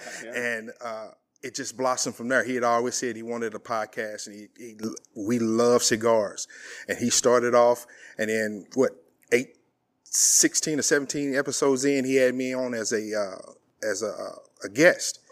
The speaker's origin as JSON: {"language": "English", "town": "East St. Louis", "region": "Illinois", "country": "United States", "also_born_or_lived": "Abilene", "moved": "yes", "said": "I'm from East Saint Louis, Illinois"}